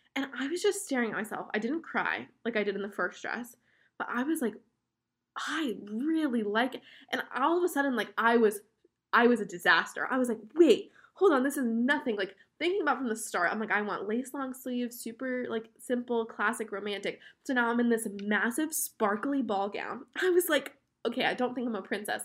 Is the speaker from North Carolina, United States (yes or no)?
no; West Palm Beach, Florida, United States; we are from West Palm Beach, Florida, which is, like, South Florida, in between Orlando and Miami